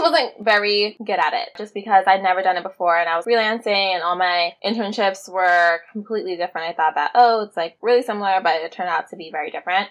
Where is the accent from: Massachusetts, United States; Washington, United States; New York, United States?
New York, United States; I am a New Yorker that is a publicist and I work at Factory PR